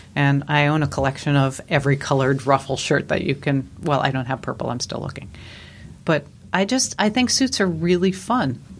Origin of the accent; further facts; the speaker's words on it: New York, United States; moved away; I grew up in New York, which is true.